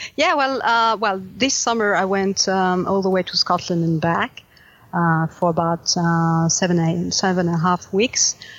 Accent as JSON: {"language": "English", "country": "France"}